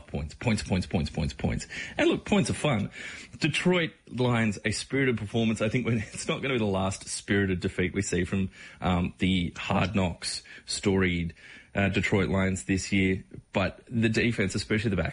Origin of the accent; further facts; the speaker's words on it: Australia; growing up in Australia here, we come from footy codes